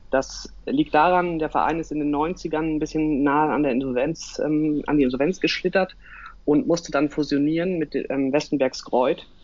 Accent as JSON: {"language": "German", "region": "Northern Germany", "country": "Germany", "lives_now": "Hamburg, Germany", "said": "bin 30 Jahre alt und wohne in Hamburg. Ähm, ich komme eigentlich aus dem Norden"}